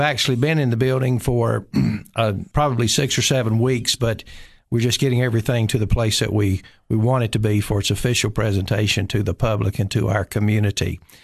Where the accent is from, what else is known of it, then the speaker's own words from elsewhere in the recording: Nashville, Tennessee, United States; moved away as an adult; also born or lived in Cookeville, Tennessee; I'm originally from Nashville